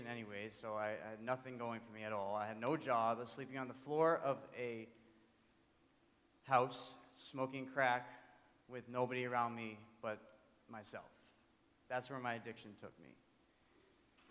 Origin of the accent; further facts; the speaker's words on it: Framingham, Massachusetts, United States; I grew up in Framingham, Massachusetts, in a really loving, supporting family